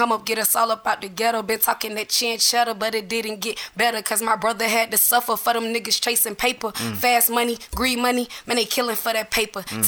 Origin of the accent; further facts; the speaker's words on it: Atlanta, Georgia, United States; I grew up in Adamsville, you know, from the west side of Atlanta